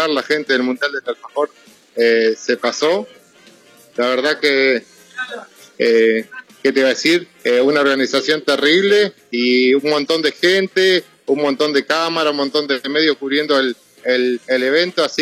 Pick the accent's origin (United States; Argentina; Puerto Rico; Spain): Argentina; San Antonio de Areco, Buenos Aires Province; Somos de San Antonio de Areco, provincia de Buenos Aires, más o menos estamos a ciento, 13 kilómetros de la capital federal, somos cuna de la tradición